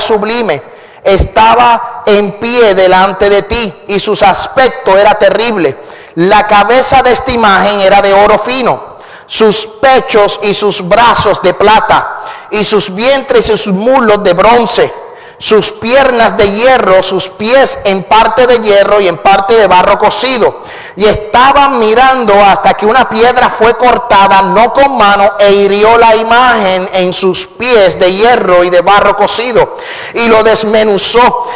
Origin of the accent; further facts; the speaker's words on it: Puerto Rico; soy puertorriqueño y hablo muy rápido